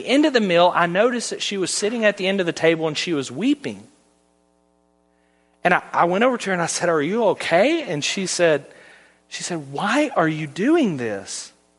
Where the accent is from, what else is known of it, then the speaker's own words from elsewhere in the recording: the South, United States; The Millers are from California. We're from the South.